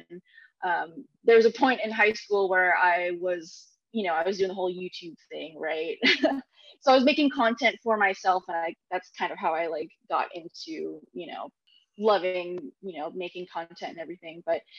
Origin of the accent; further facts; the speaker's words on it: Philippines; I think in the Filipino culture, I'm Filipino, by the way, there's a lot of karaoke